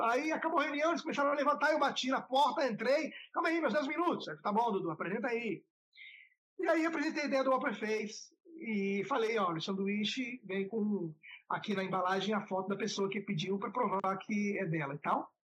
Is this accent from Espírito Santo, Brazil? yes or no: yes; Vitória, Espírito Santo, Brazil; moved away; a gente é de Vitória do Espírito Santo